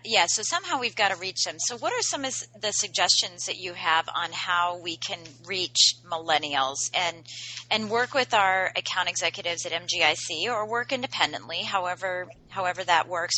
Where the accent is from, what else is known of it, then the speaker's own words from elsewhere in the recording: Washington, District of Columbia, United States; in the DC metro area, which is my hometown area